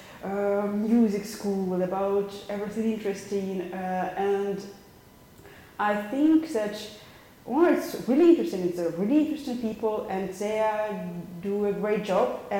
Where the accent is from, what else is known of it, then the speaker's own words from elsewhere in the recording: Kharkiv, Kharkiv Oblast, Ukraine; English is a second language; moved away as an adult; now in Berlin, Germany; Hi, I came here from Ukraine not so long time ago. In Ukraine, in Kharkiv, I was an event manager.